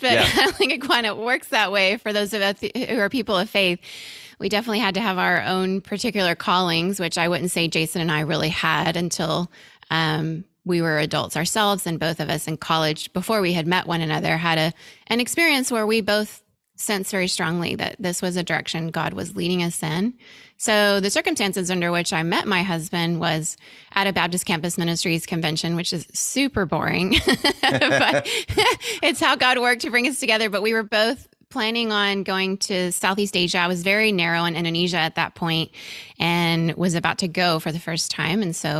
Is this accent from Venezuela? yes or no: yes; Venezuela; And still to this day, I have just great friendships from my time growing up in Venezuela.